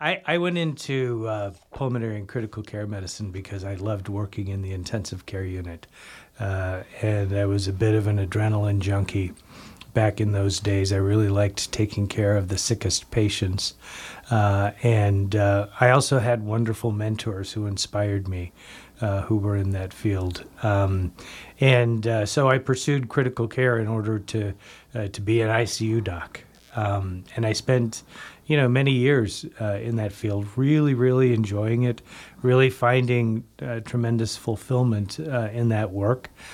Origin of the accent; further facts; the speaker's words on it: Canby, Oregon, United States; moved away; I grew up, uh, in Canby, Oregon